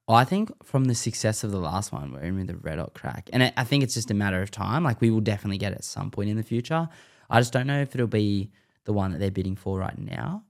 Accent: Sydney, New South Wales, Australia

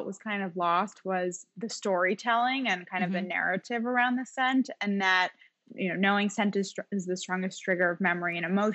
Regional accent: Watertown, Massachusetts, United States; moved away as an adult; also born or lived in Connecticut; now in New York, United States; I grew up in Watertown, Massachusetts, but I went to college in Connecticut.

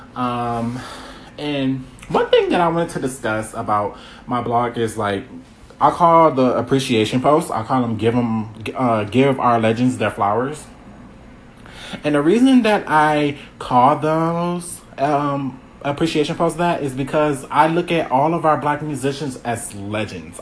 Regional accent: Milwaukee, Wisconsin, United States; I'm from Milwaukee, Wisconsin. Um, yeah, I uh, was born and raised

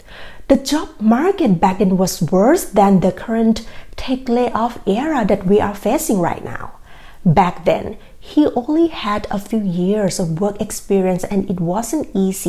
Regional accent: Bangkok, Thailand; moved away as an adult; now in United States; I grew up in Bangkok, Thailand, and when I moved to the US in 2014

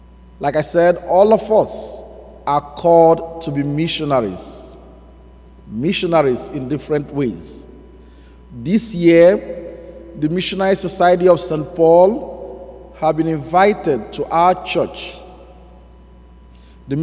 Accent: Nigeria; accent: Nigerian; now in United States; my beautiful Nigerian accent

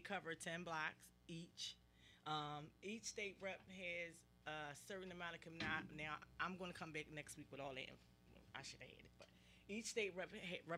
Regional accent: Philadelphia, Pennsylvania, United States; I'm from South Philly, and the schools that I went to, my high school is closed, my elementary school is closed. There's about two schools left in my immediate area where I grew up at.

